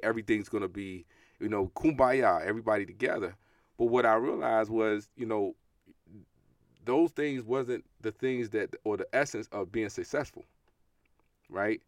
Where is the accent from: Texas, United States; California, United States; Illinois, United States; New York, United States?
New York, United States; New York City; growing up in Brooklyn, New York